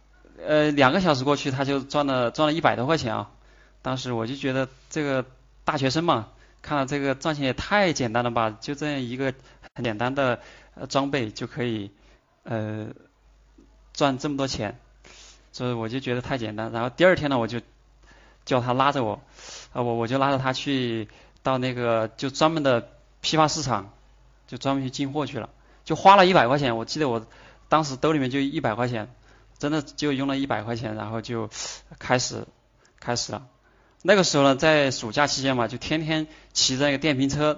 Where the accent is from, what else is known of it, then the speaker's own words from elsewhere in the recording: Sichuan, China; accent: Sichuanese; 哎，当时用我们四川话说的就是，你你连里子都没得，你哪儿来的面子？